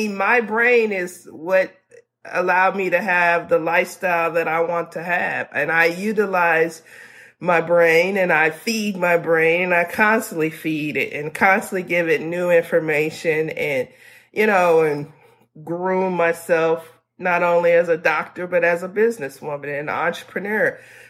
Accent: the South, United States; I'm from the South.

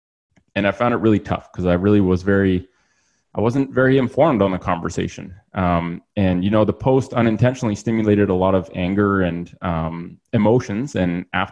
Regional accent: Ottawa, Ontario, Canada; also born or lived in Australia; I'm born and raised in Ottawa. And apart from a brief time living in Australia when I was younger, I've lived in Ottawa, Canada my whole life.

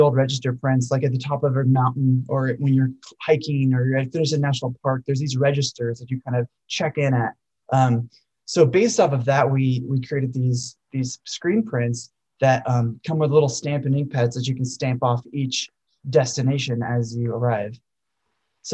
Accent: Colorado, United States; I grew up in Colorado

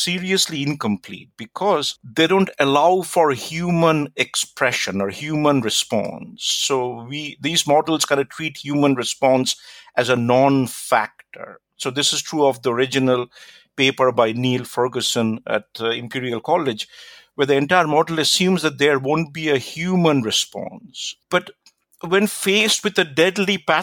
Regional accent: India; also born or lived in United States; now in New Zealand; I grew up in India, but I lived and worked in the United States for a long time before I moved to New Zealand.

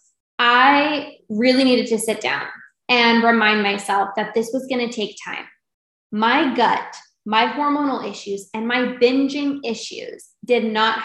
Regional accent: Canada; I'm from Canada

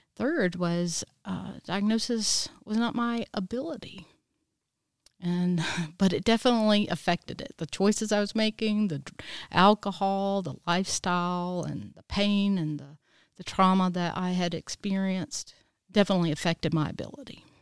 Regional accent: Easley, South Carolina, United States; I was born and raised here in Easley, South Carolina

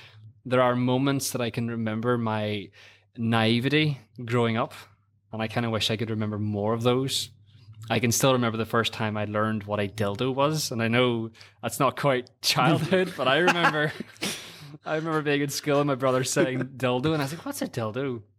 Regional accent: Ireland; That one, and as an Irishman, I was an altar boy.

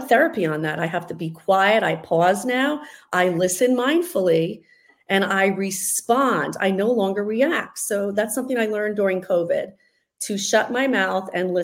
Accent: near Paramus, New Jersey, United States; now in South Florida, United States; I am from North Jersey, kind of near Paramus, so the shopping capital of the world, 35 minutes outside of Manhattan. So I grew up there

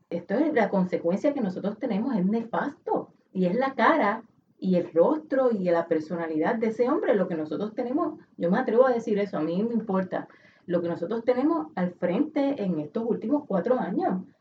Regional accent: Puerto Rico; Este es un asunto que a mí como, como puertorriqueña me avergüenza.

